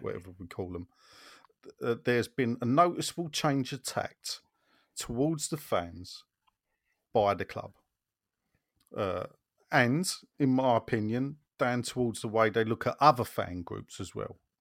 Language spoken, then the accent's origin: English; London, United Kingdom; moved away as an adult; I know I don't live in Newham, but I'm a Newham boy, born and brought up, and I lived there for thirty-five years